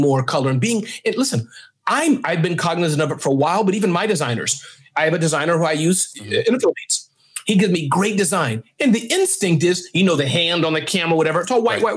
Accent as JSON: {"language": "English", "town": "New York City", "region": "New York", "country": "United States", "tie": "born or raised there", "said": "I was raised in Brooklyn"}